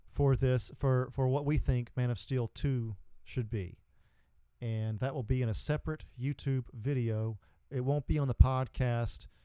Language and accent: English; the South, United States; Because we're from the South, boy. We talk